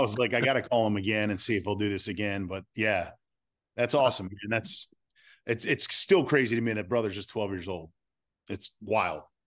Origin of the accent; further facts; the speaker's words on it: Philadelphia, Pennsylvania, United States; growing up in the Philly area